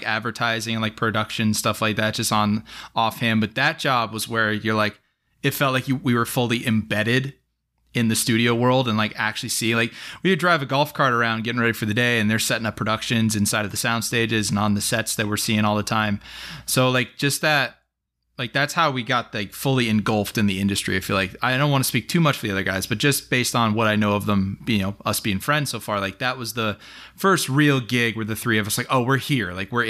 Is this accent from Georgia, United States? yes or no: no; New Jersey, United States; also born or lived in Indiana; I'm originally from New Jersey and then made a 14-year pit stop in Indiana. So I've made my way across the country all over here.